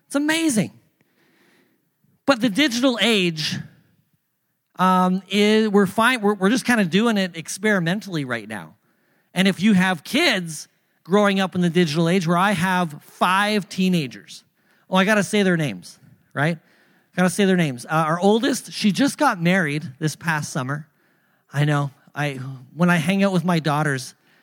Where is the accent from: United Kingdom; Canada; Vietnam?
Canada; Thunder Bay, Ontario; moved away as an adult; also born or lived in Pacific Northwest; I'm from Canada, from Thunder Bay, Ontario